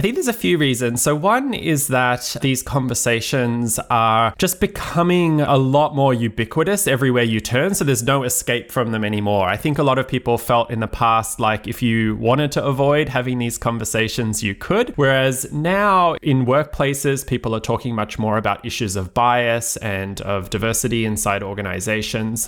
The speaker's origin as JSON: {"language": "English", "country": "Australia", "moved": "yes", "said": "I'm originally from Australia and trained as a lawyer"}